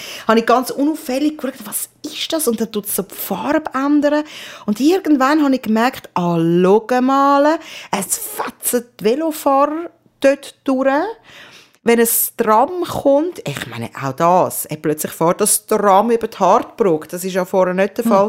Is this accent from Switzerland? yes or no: yes; Zurich, Switzerland; moved away; ich bin verdammt nochmal da aufgewachsen